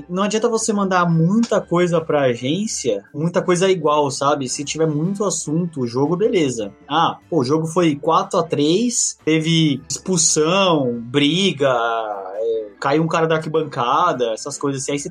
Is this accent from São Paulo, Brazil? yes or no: yes; São Paulo, Brazil; eu trabalho pra uma agência, que ela é do Recife, né? Mas eu sou de São Paulo.